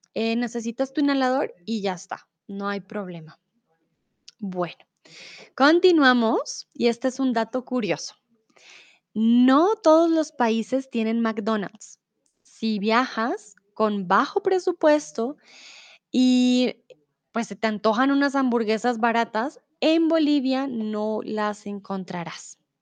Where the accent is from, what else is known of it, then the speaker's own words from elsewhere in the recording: Bogotá, Colombia; first language Spanish; moved away as an adult; also born or lived in Mexico; now in Germany; yo también tengo problemas de respiración y eso que viví toda mi vida en Bogotá, yo, pues yo soy de Bogotá